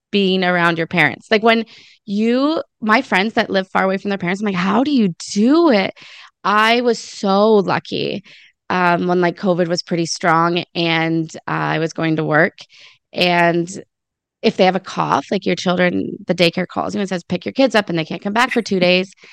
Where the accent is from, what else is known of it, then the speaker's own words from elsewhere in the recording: Lion's Head, Ontario, Canada; now in Port Elgin, Canada; born in Lion's Head. I born and raised there.